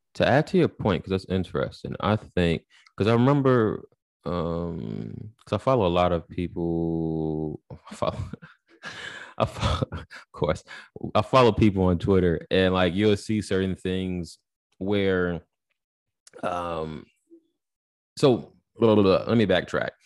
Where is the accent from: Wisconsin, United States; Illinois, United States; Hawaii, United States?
Illinois, United States; Chicago; I'm from Chicago